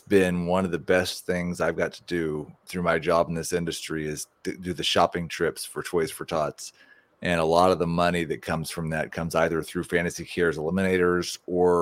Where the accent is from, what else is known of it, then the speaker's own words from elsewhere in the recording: Kansas City, Missouri, United States; moved away; I'm from the Kansas City area.